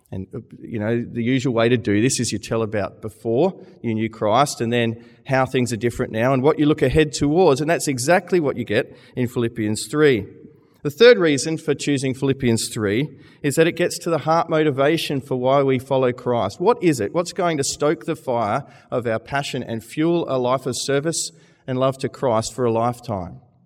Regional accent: Australia; moved away as an adult; now in Manchester, United Kingdom; I'm an Australian.

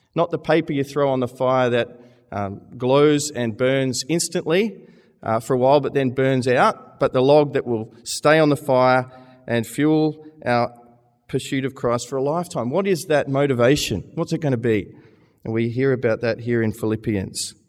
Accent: Australia; moved away as an adult; now in Manchester, United Kingdom; I'm an Australian.

